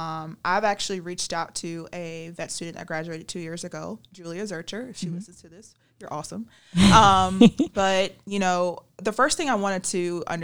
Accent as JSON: {"language": "English", "region": "Virginia", "country": "United States", "said": "I am from Virginia."}